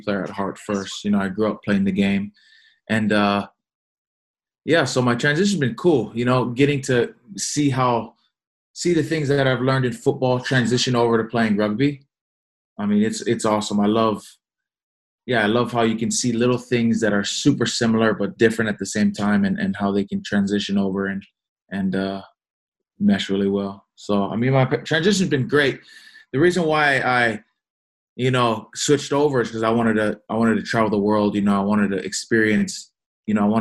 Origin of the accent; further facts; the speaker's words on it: Hawaii, United States; now in Encinitas, United States; I grew up in Hawaii